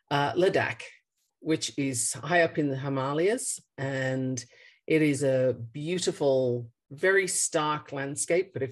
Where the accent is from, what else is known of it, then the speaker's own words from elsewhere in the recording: Australia; also born or lived in United Kingdom; now in Colorado, United States; I am obviously not from Colorado. I was born in the UK and raised in Australia. Um, this is the eighth country I've lived